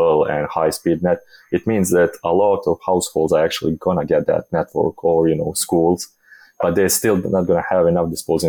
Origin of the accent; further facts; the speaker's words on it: Bosnia & Herzegovina; I come from Bosnia, which is not the most developed country in the world